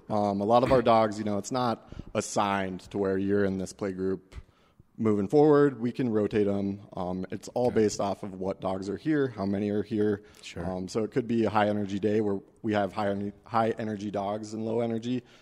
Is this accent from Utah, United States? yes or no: no; Denver, Colorado, United States; You know, I'm from Denver, so it's important to me that we.